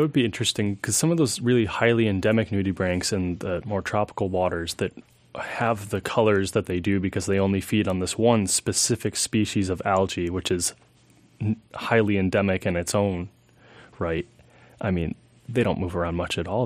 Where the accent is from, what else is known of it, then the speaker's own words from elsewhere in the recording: Alaska, United States; growing up in Alaska